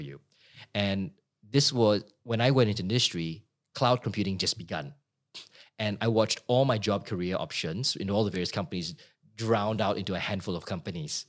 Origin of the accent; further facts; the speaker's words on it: Singapore; moved away as an adult; now in Sydney, Australia; grew up in Singapore as a kid